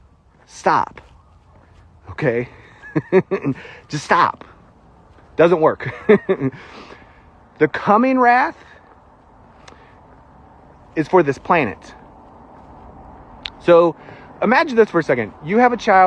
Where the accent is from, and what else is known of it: United States; accent: country fried